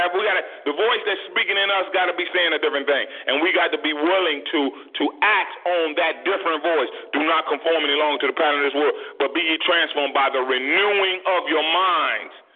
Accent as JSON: {"language": "English", "country": "United States", "said": "as African American parents"}